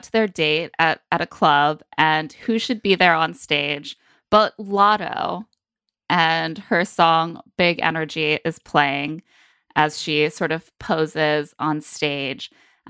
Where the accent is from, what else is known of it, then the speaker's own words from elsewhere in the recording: Oklahoma, United States; How am I supposed to be good at dancing? I'm from Oklahoma.